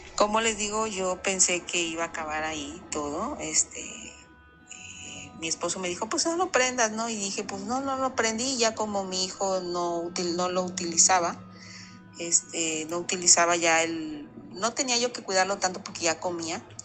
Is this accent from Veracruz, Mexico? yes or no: yes; Veracruz, Mexico; now in Ciudad del Carmen, Mexico; Yo soy de Veracruz, Puerto, pero ya tengo muchos años que radico en Ciudad del Carmen